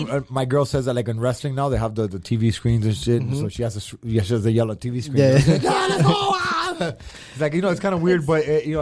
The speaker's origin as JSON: {"language": "English", "town": "Miami", "region": "Florida", "country": "United States", "tie": "born or raised there", "said": "Growing up in Miami, things don't happen fast here, dog."}